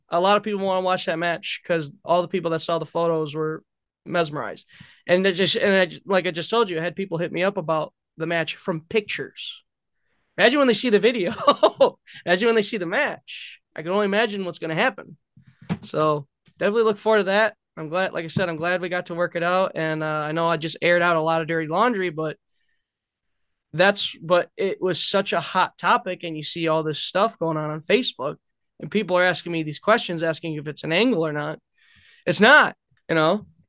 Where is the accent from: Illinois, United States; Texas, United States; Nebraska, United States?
Illinois, United States; Belvidere; I'm from Belvedere